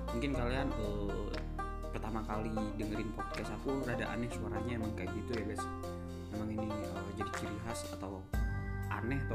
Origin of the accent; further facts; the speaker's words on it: Jember, East Java, Indonesia; dan asal aku dari Jember